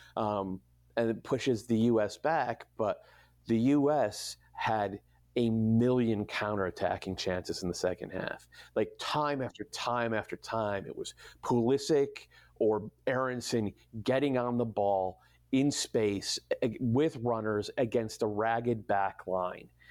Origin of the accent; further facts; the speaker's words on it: New England, United States; moved away; also born or lived in Berkeley; I grew up in New England in the '80s